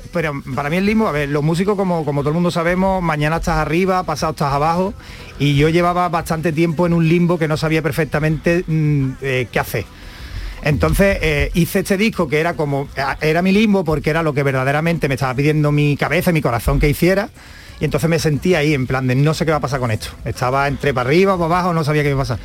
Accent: Jerez de la Frontera, Andalusia, Spain; yo soy de Jerez, de la frontera

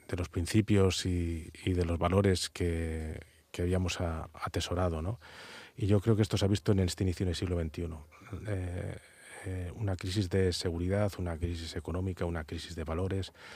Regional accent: Spain; como buen castellano que soy

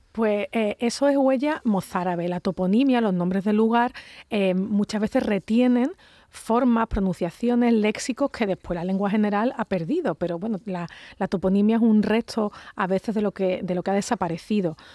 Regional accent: Andalusia, Spain

